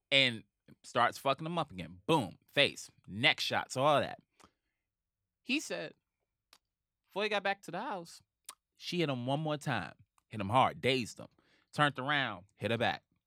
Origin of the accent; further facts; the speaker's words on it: New York City, New York, United States; I'm from Harlem